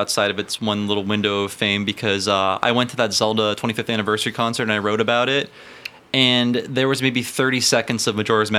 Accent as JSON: {"language": "English", "town": "Youngstown", "region": "Ohio", "country": "United States", "moved": "yes", "lives_now": "San Francisco, United States", "said": "I'm from Youngstown, which is less exciting."}